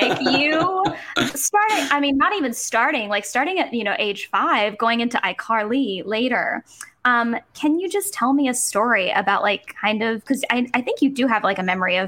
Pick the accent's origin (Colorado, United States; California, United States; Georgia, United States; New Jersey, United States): Georgia, United States; moved away as an adult; also born or lived in New York; I'm a Georgian